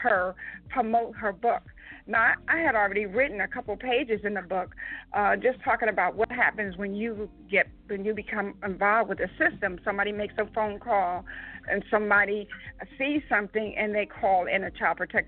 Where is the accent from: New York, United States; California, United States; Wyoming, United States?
New York, United States; I was raised in New York